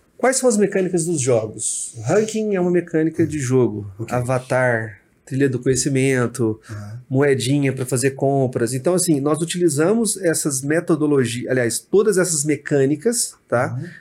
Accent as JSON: {"language": "Portuguese", "town": "Uberlândia", "region": "Minas Gerais", "country": "Brazil", "said": "Eu sou de Uberlândia"}